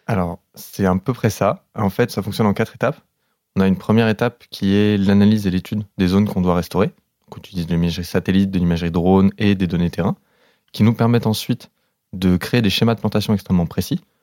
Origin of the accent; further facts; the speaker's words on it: the South, southern France, France; je viens du Sud